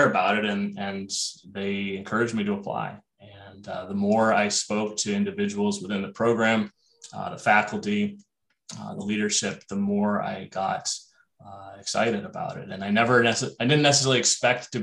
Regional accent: Ohio, United States; moved away as an adult; also born or lived in Los Angeles, California / East Coast; now in Minnesota, United States; I grew up in Ohio

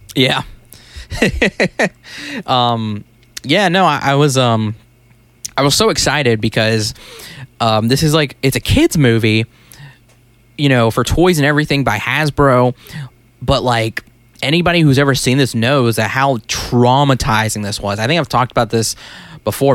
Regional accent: United States; we're American

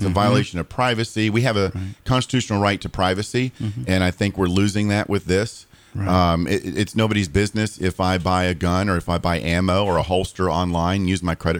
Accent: Daytona Beach, Florida, United States; Born and raised in Daytona.

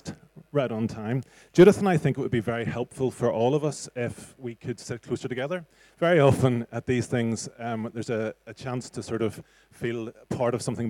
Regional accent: Bangor, Northern Ireland, United Kingdom; now in Belfast, United Kingdom; We live in Belfast. Originally, I'm from Bangor.

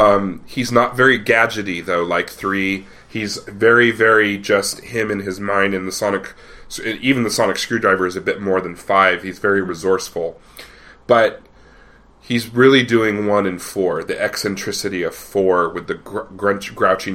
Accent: Colorado, United States; moved away; also born or lived in Ohio; I grew up in Colorado, and people there tend to be a bit more into the right

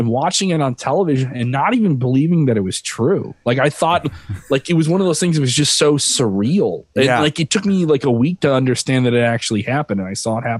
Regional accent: Chicago, Illinois, United States; I'm Catholic from Chicago.

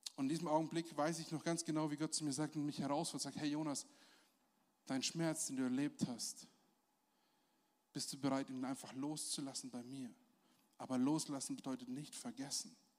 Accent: Germany; als Deutsche

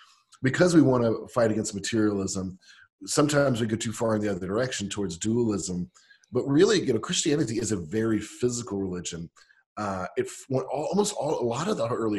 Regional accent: United States; I'm an American

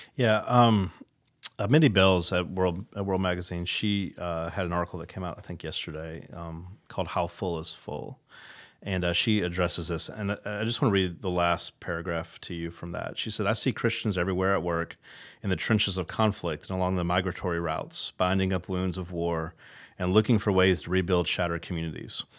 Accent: United States; as an American

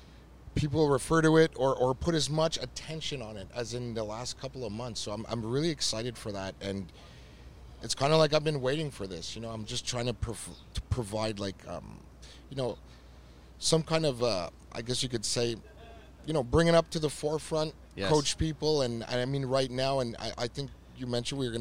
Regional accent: Canada; I'm from Canada

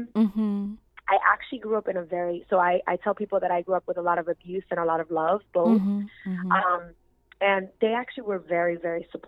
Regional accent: New York City, New York, United States; I grew up in Bushwick in Brooklyn

